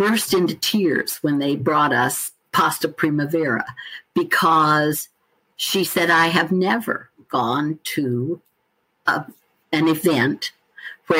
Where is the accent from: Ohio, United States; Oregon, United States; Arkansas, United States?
Oregon, United States; now in South Carolina, United States; although I'm a Westerner. I'm from Oregon originally. I've lived here for 35 years